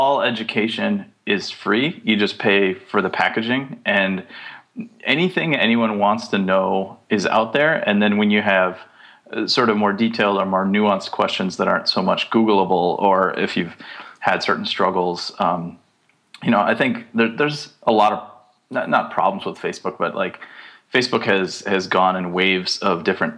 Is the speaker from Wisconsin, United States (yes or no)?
yes; Wisconsin, United States; I grew up in Wisconsin